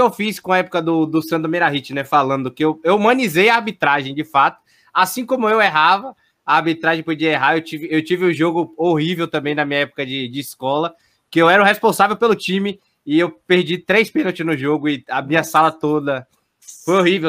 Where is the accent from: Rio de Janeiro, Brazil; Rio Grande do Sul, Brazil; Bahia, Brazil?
Bahia, Brazil; Salvador; fui criado no Barradão, praticamente